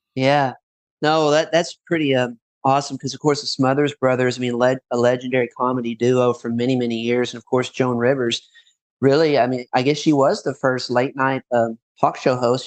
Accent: Paducah, Kentucky, United States; moved away; also born or lived in Florida; my hometown in Paducah near Murray

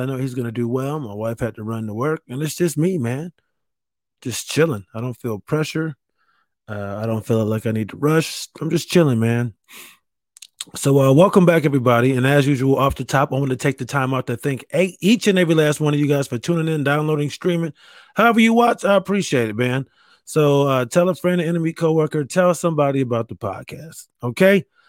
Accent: New York, United States; I grew up in New York

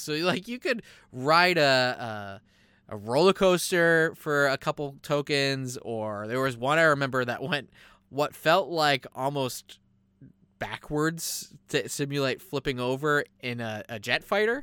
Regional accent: United States; we're American.

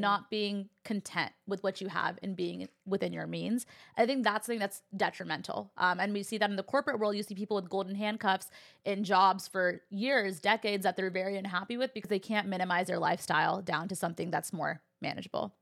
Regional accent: California, United States; I actually had a very similar dynamic in my household too, growing up in California

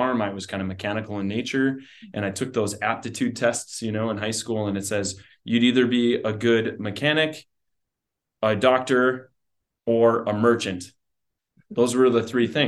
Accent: South Heart, North Dakota, United States; also born or lived in Dickinson, North Dakota; I grew up in Dickinson here. Well, actually, South Hart, went to high school at South Hart and farm and ranch

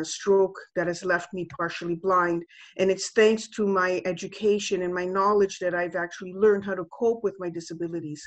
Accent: Canada; moved away as an adult; also born or lived in Italy; I just came back home because I was born and raised here in Canada.

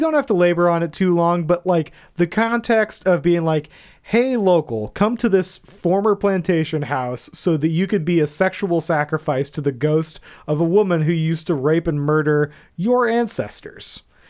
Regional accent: Florida, United States; I grew up in Florida and it's gross.

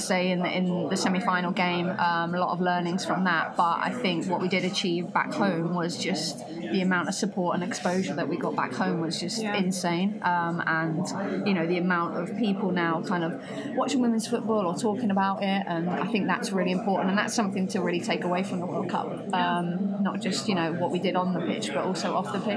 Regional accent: England, United Kingdom; being English

